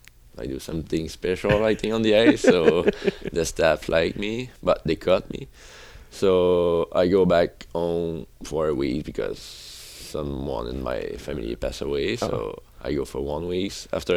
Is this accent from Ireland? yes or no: no; Rivière-du-Loup, Quebec, Canada; first language French; English is a second language; moved away as an adult; now in United States; I come from Quebec, like Rivière-du-Loup.